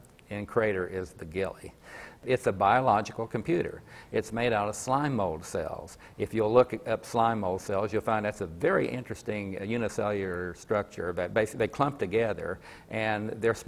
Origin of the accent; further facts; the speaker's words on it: Coalwood, West Virginia, United States; me growing up in Colwood. I thought it was a pretty cool place to live